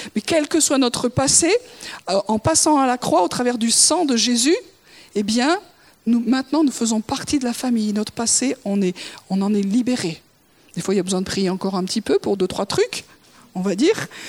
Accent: France; je suis française

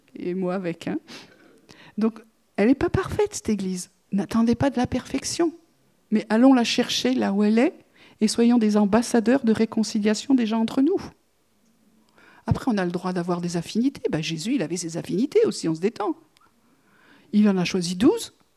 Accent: France; en tant que Français

